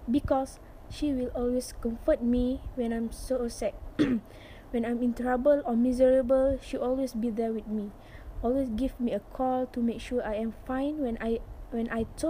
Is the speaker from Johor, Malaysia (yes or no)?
yes; Renggam, Johor, Malaysia; English is a second language; living at the same place, which is at my hometown, Kampung Tengah Renggam